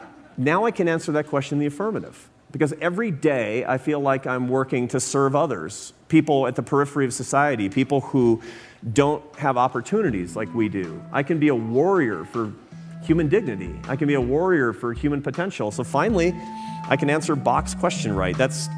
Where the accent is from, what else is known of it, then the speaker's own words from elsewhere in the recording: Seattle, Washington, United States; I grew up in Seattle, Washington.